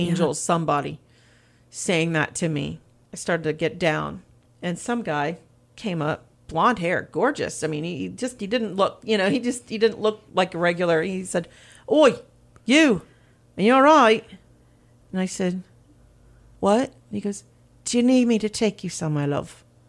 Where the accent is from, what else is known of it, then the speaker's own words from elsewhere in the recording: Pennsylvania, United States; moved away as an adult; also born or lived in New York; now in Seaford, Delaware, United States; I'm originally from Pennsylvania